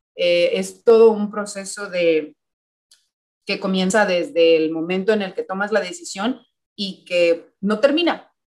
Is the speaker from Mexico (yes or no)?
yes; Mexico; now in United States; como personas mexicanas